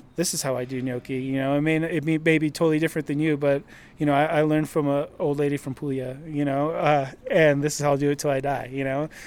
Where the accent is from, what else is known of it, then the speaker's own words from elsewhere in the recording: Fullerton, California, United States; I'm from Fullerton in Southern California